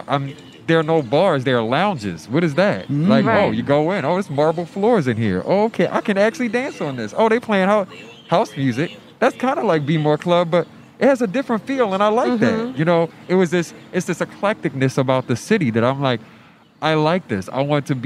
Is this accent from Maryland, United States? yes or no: yes; Baltimore, Maryland, United States; moved away as an adult; now in Philadelphia, United States; I grew up in Baltimore, so I was born and raised there for 18 years before I got here